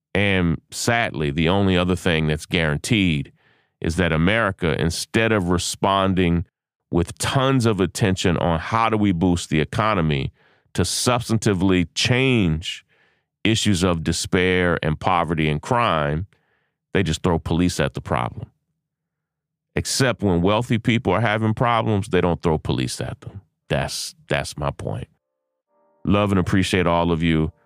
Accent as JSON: {"language": "English", "town": "Lexington", "country": "United States", "tie": "born or raised there", "said": "my hometown of Lexington"}